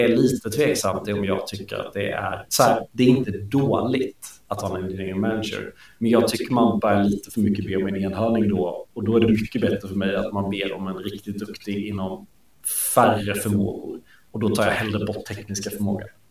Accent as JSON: {"language": "Swedish", "region": "Småland", "country": "Sweden", "said": "jag är smålänning"}